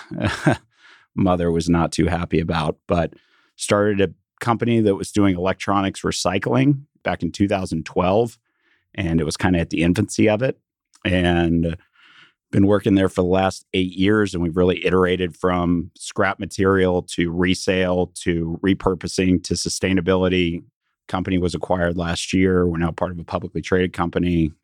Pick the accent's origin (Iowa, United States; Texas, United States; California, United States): Texas, United States; Dallas; I grew up in Dallas, went to Highland Park High School